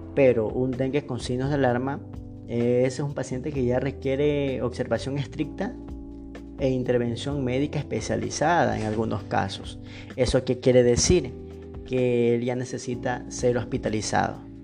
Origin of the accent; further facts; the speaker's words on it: Ecuador; soy médico general de Ecuador